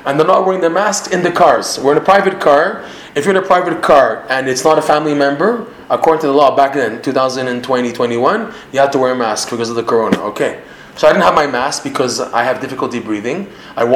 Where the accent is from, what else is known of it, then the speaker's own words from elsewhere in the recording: Toronto, Ontario, Canada; accent: Canadian; now in Israel; I'm speaking with my Canadian accent